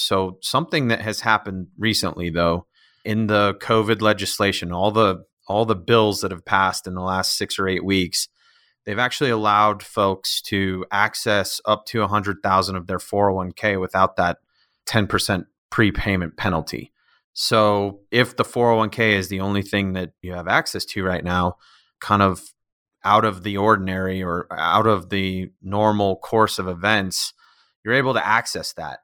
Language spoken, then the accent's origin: English; Northern Colorado, United States; also born or lived in Chicago; now in Colorado Springs, United States; I'm from Northern Colorado originally.